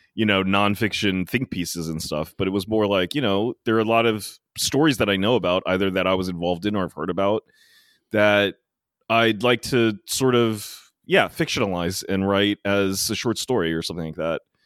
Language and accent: English; Maryland, United States; now in New York City, United States; I went down to Maryland, as I usually do, and it was quite special this year because all my hometown friends finally got to travel